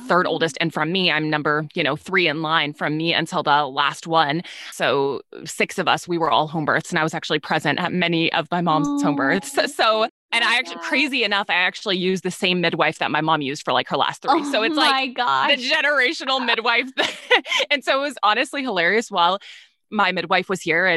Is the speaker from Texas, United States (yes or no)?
yes; Texas, United States; I'm from Texas